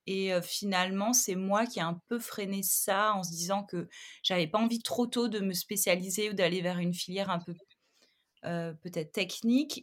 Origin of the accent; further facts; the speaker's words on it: Montpellier, Occitania, France; now in Paris, France; je suis originaire de Montpellier, je vis à Paris